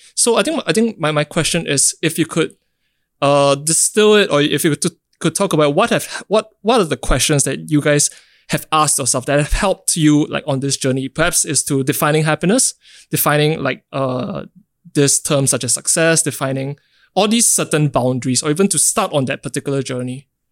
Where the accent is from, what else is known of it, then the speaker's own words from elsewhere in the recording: Singapore; growing up in Singapore myself